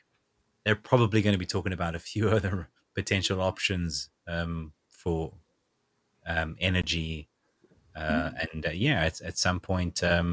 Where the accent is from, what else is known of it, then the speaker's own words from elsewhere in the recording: South Africa; Even today, I'm still reading comments from various people I know back in South Africa who are absolutely fed up with the load shedding that is going on even now.